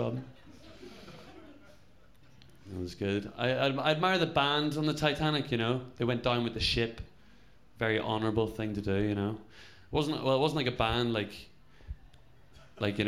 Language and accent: English; Belfast, Northern Ireland, United Kingdom; I'm from Northern Ireland, but, like, my parents are from down here